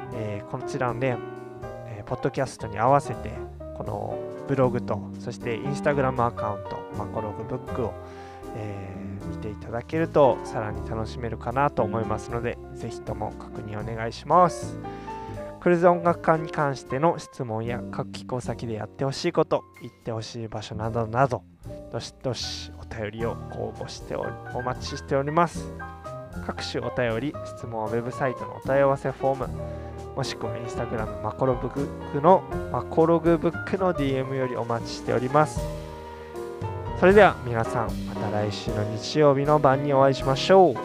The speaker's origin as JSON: {"language": "Japanese", "region": "Kagoshima", "country": "Japan", "tie": "born or raised there", "said": "私は鹿児島出身"}